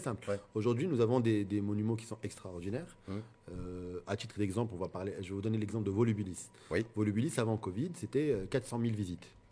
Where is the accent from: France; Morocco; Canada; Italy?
Morocco; en tant que Marocain